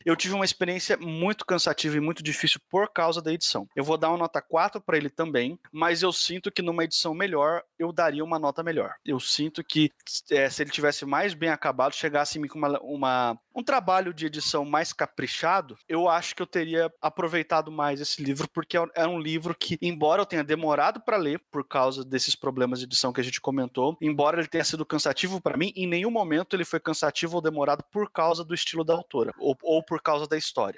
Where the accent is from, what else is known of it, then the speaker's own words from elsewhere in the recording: Brazil; aqui na minha terra, no Brasil